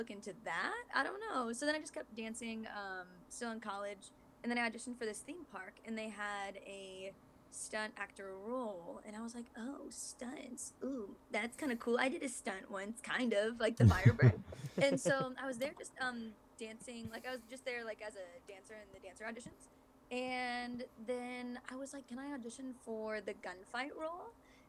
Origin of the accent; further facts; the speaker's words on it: Iowa, United States; So originally I'm from Iowa, which is like the Midwest, like small town kind of thing